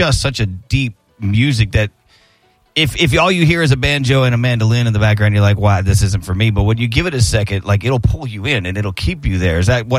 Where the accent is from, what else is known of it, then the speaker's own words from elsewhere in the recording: West Texas, United States; I come from West Texas, spent a lot of my life there